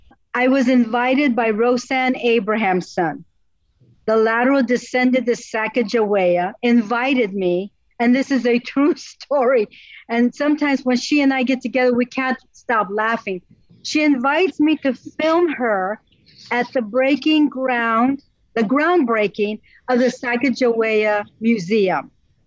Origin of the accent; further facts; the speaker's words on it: Netherlands; also born or lived in Italy / Azores; I grew up in the Netherlands. I grew up in Italy, and I grew up in the Azores on an island in the North Atlantic Ocean.